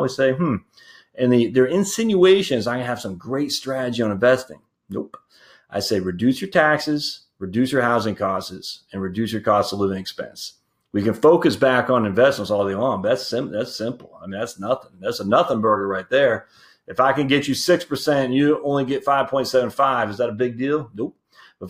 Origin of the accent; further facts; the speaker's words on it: Maine, United States; also born or lived in New Jersey; now in Georgia, United States; I was born and raised in Maine